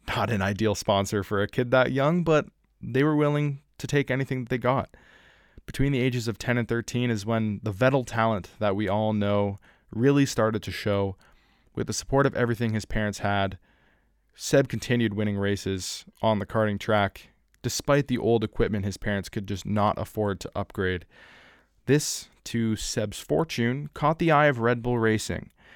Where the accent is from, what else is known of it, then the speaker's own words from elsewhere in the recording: Canada; my home country